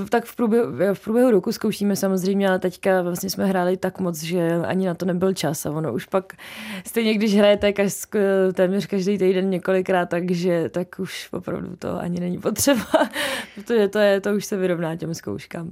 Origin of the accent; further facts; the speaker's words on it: Hradec Králové, Hradec Králové Region, Czechia; now in Prague, Czechia; já jsem zpívala opravdu od malička, už v Hradci jsem mi prošla několika kapelama vlastníma, nevlastníma